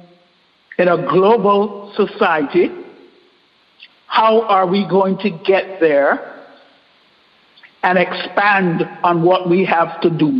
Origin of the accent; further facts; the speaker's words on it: Panama; moved away as an adult; now in Dallas, United States; I'm Panamanian. I grew up in Panama